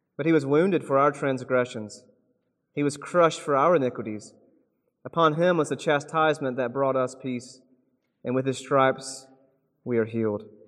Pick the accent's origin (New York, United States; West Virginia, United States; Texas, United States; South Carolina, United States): South Carolina, United States; moved away as an adult; also born or lived in Seattle; now in Oregon, United States; I grew up in South Carolina, and for some reason, when I was a kid, nobody played soccer